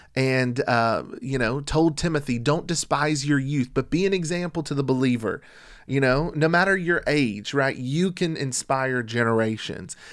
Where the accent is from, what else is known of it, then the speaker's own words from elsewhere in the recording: United States; we're from the United States of America